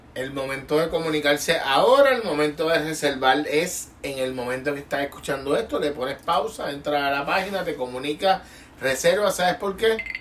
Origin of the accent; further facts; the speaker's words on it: Puerto Rico; como puertorriqueño